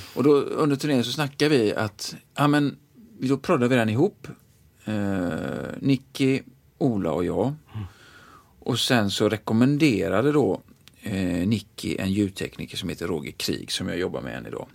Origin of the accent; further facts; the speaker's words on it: Gothenburg, Västra Götaland, Sweden; kommer jag in där från Frölunda